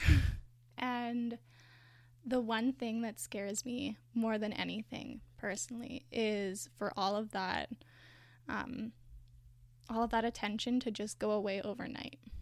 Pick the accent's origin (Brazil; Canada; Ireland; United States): Canada; my own identity as a white person in Canada